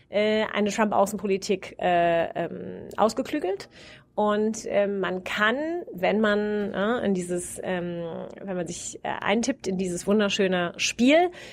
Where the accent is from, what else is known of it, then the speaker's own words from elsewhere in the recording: Wiesbaden, Hesse, Germany; moved away as an adult; now in Cambridge, United States; meiner Heimatstadt Wiesbaden